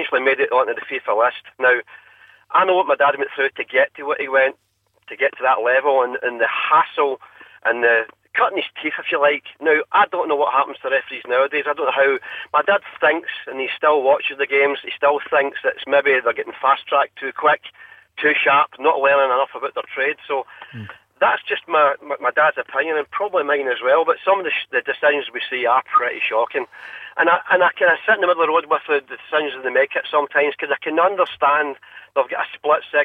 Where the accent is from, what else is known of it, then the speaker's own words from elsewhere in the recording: Glasgow, Scotland, United Kingdom; I'm from Bayliston in Glasgow here.